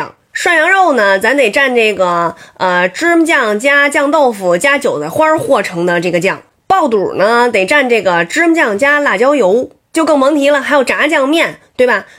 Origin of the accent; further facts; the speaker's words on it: Beijing, China; 然后就有网友说了，感觉我们北京人吧，就是没有酱就不会吃饭了。